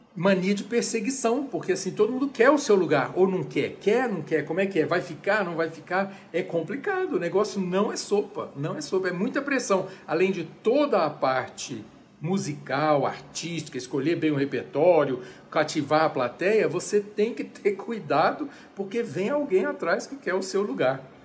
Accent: Brasília, Federal District, Brazil; moved away as an adult; also born or lived in United States; voltei para Brasília, minha cidade natal

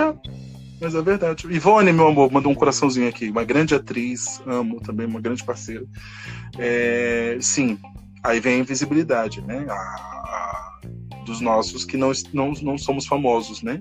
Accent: São Paulo, Brazil; born or raised there; also born or lived in Salvador, Bahia

